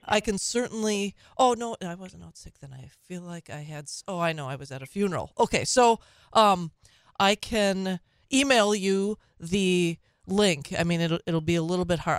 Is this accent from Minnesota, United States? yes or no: yes; Minnesota, United States; now in Wisconsin, United States; My birth state. It's not my home state. My home state is Wisconsin now. But, uh, my birth state of Minnesota.